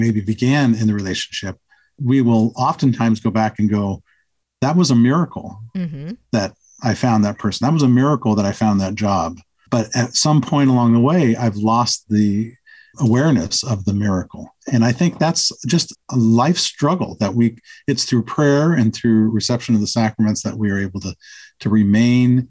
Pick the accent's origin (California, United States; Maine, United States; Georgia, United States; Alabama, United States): Georgia, United States; moved away; I was raised in the South in Georgia